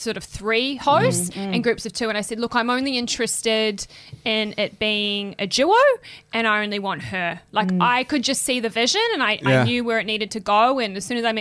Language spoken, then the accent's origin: English; New Zealand; accent: Kiwi; now in Sydney, Australia; my Kiwi accent